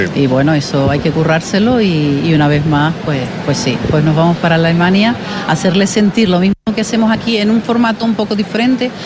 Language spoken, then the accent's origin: Spanish; Canary Islands, Spain; la cultura nuestra, sino también por la gente canaria